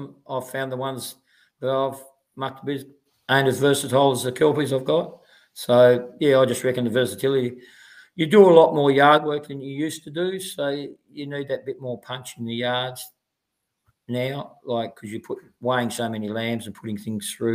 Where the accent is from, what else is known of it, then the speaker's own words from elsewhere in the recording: east coast of Tasmania, Australia; I grew up in Tassie on the east coast of Tassie